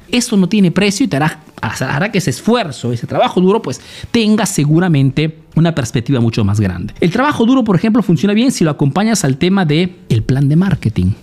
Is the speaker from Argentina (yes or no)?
no; Peru; now in Italy